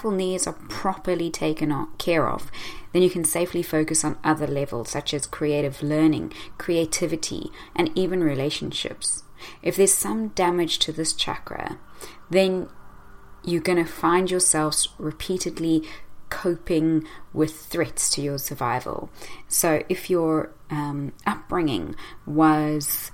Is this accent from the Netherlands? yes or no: no; South Africa; moved away; growing up in South Africa, constantly afraid that we may get attacked.